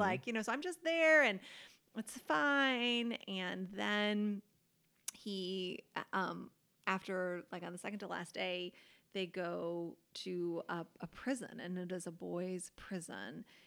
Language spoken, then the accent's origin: English; United States; us as American, white Americans